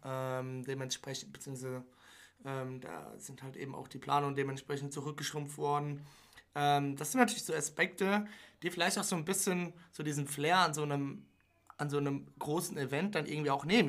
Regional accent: Germany; Wir als Deutsche

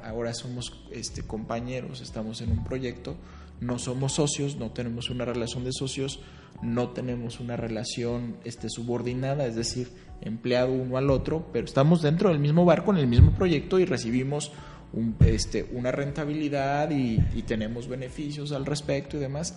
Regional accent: Guadalajara, Jalisco, Mexico; de donde vengo, eh, Guadalajara

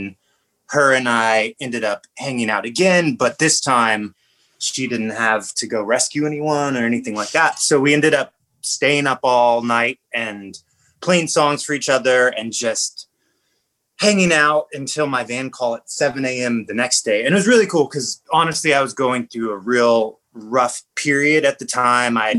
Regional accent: Southern California, United States; I was growing up in Southern California

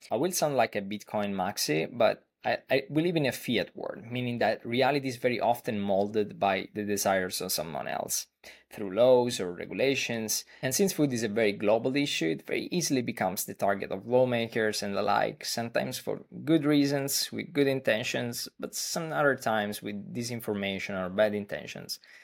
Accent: Italy; I'm from Italy, where I currently live

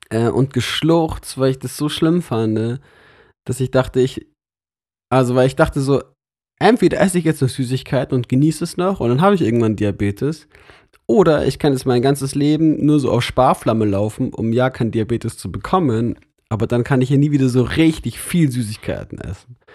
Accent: Munich, Bavaria, Germany; now in Lörrach, Germany; Aber ich bin trotzdem von weit her dahin gezogen.

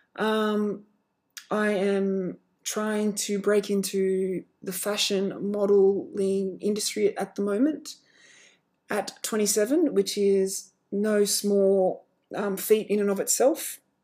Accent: Australia; I am Australian. You know, that's where I'm from.

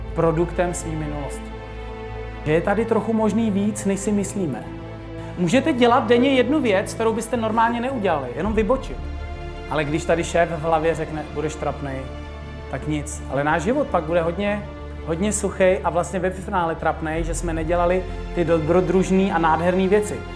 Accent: Czechia; jsme tady u nás v Čechách

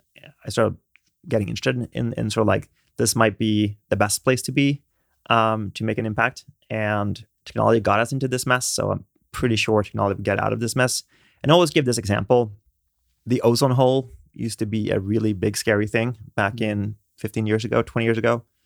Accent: Sweden; moved away; I grew up in Sweden.

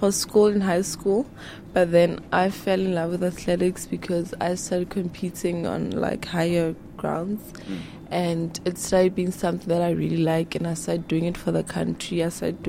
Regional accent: Lesotho; moved away as an adult; I'm from Lesotho originally. That's my home. So I came here for school, obviously, and I do athletics, 800 meters. I'm 30.

